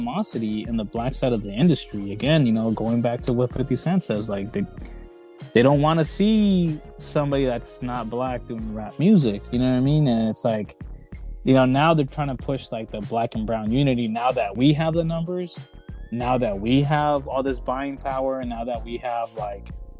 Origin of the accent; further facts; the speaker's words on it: Southern California, United States; I was born in Baja and raised here in Southern California